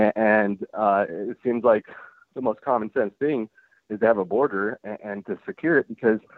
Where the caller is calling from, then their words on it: Seattle, Washington, United States; I'm from Washington. I'm from North Seattle, and I listen to the show all the time.